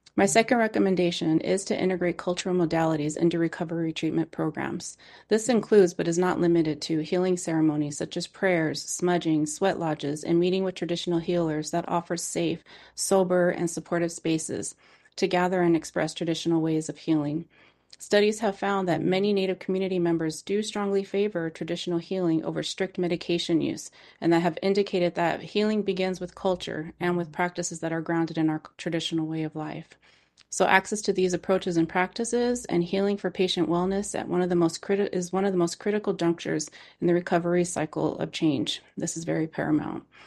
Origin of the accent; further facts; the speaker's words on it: East Bay area of California, United States; I am an urban Indian born and raised in the East Bay area of California